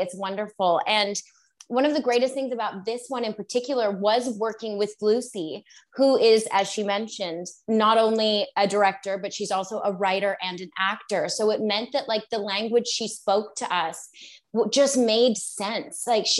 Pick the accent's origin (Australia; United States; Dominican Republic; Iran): Australia; also born or lived in Canada; Well, so very valid question. I was born in Canada, moved to Australia when I was about 4.